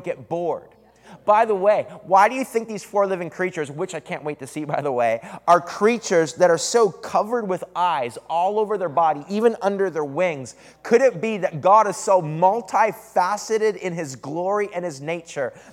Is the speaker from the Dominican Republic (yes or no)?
no; Eastern Canada, Canada; moved away as an adult; also born or lived in Redding, California; now in San Antonio, United States; Every summer, I would go back to Canada. That's where I'm from Eastern Canada